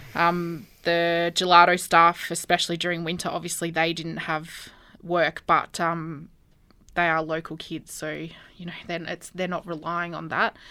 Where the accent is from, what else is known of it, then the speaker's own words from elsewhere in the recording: Albury, New South Wales, Australia; also born or lived in Wagga Wagga; I was born in Albury. Um, went to school here the majority of my life. I lived in East Albury, um, during primary